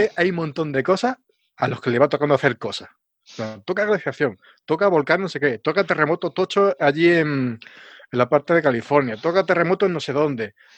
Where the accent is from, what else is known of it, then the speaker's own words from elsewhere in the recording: Alcalá, Spain; en mi pueblo, ahí en Alcalá